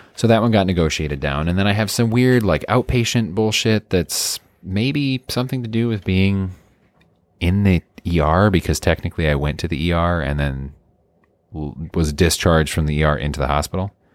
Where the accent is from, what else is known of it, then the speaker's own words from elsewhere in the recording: Midwest, United States; I'm from the Midwest